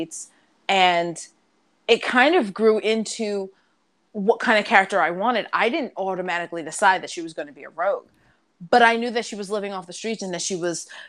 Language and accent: English; New York, United States; accent: New York; I am from New York